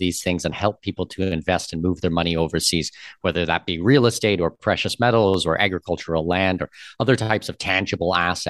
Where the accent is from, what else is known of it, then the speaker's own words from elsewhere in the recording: Canada; now in Panama City, Panama; And from my personal side as well, I'm Canadian with Danish heritage.